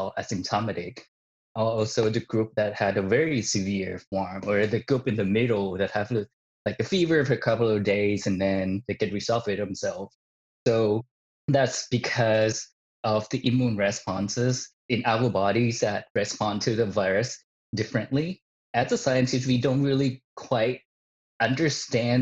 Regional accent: Isan, Thailand; her hometown, which is my hometown that I grew up in, the northeastern part of Thailand

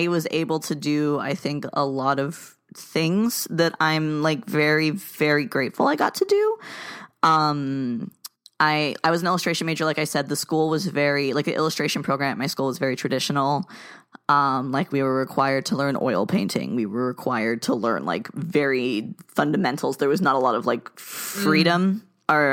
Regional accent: South Florida, United States; I grew up in South Florida

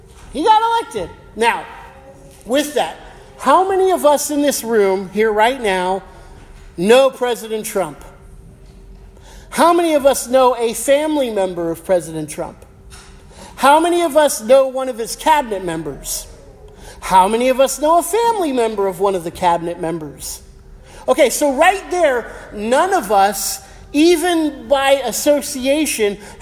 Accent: United States; I'm American.

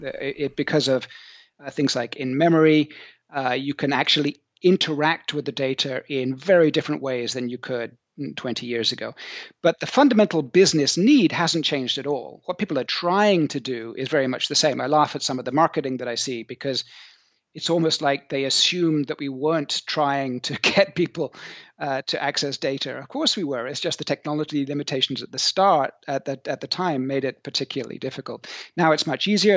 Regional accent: South Coast of England, United Kingdom; moved away as an adult; also born or lived in Bristol / New Zealand / Silicon Valley; now in France; I'm English. I'm from the, uh, tropical part of the U K, down there on the sunny South Coast. Um, I grew up near the beach

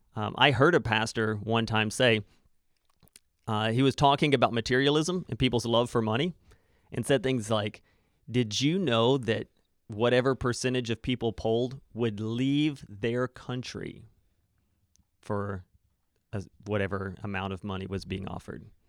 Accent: Arkansas, United States; moved away; I grew up in the States

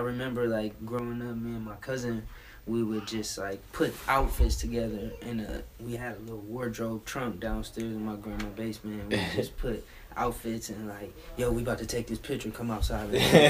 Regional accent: Cleveland, Ohio, United States; moved away; also born or lived in New York; I'm a stylist from Cleveland, Ohio.

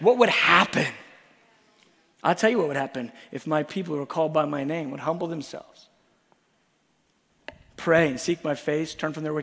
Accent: United States; We're so American

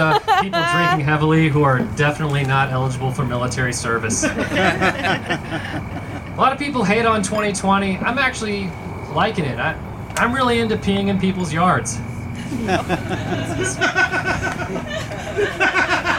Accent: Tulsa, Oklahoma, United States; I grew up in South Tulsa

